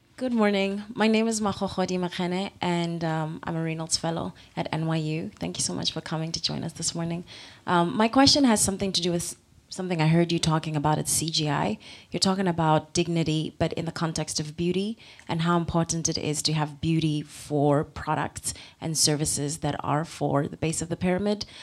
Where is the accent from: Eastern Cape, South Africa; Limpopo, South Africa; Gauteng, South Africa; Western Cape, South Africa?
Gauteng, South Africa; Soweto; moved away as an adult; now in New York, United States; I'm South African, I'm from Soweto